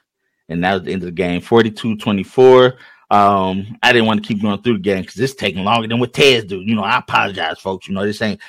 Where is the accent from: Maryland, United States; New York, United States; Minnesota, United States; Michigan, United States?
Michigan, United States; We're from Michigan.